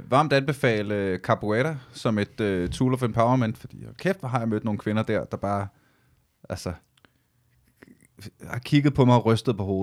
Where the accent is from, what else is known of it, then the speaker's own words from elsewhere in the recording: Ølstykke, Capital Region of Denmark, Denmark; Jeg voksede op i Ølstykke